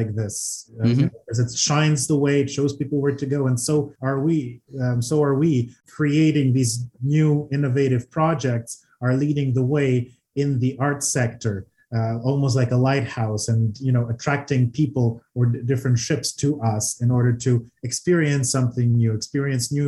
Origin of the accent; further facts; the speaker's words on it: Odesa, Odesa Oblast, Ukraine; now in Toronto, Canada; Odessa, Ukraine, a wonderful city on the Black Sea